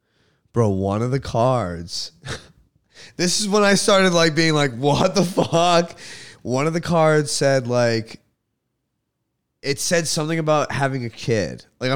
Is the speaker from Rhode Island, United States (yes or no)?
yes; Rhode Island, United States; born there; I was born in Kent County Hospital at fucking 11 a.m.